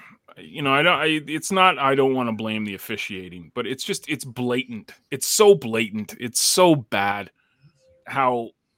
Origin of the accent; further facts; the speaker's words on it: Toronto, Ontario, Canada; I can use that card because I'm from